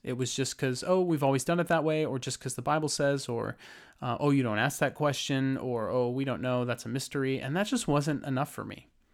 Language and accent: English; Lake Arrowhead, California, United States; So I grew up in Lake Arrowhead, California, in the mountains of San Bernardino